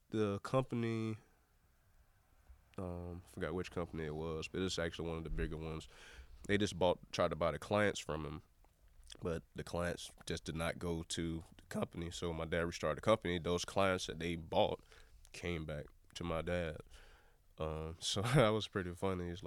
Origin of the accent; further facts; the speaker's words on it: Southeast, United States; for a kid growing up in the Southeast, a black kid growing up in the Southeast